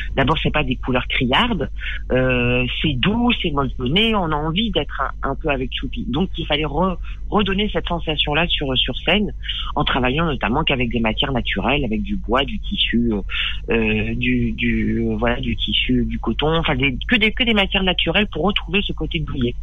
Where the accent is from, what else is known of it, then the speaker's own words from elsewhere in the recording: Périgueux, Nouvelle-Aquitaine, France; J'ai grandi euh, dans le Périgord, à Périgueux